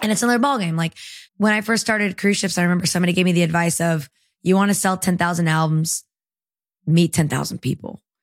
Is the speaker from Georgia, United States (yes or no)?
yes; Marietta, Georgia, United States; also born or lived in El Salvador / San Salvador, El Salvador; now in Nashville, United States; I'm from Georgia. I grew up in Marietta